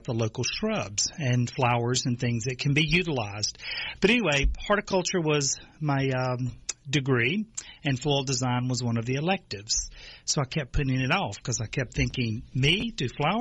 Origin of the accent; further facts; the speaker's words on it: Natchez, Mississippi, United States; moved away; I'm from Natchez, Mississippi, a beautiful city.